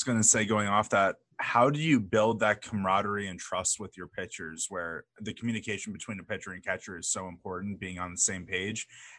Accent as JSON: {"language": "English", "region": "Florida", "country": "United States", "said": "So I'm from Florida, so I grew up around travel baseball."}